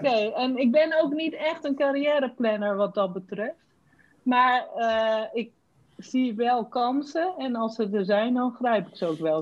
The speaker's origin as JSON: {"language": "Dutch", "region": "Randstad", "country": "Netherlands", "said": "ik kwam uit de Randstad"}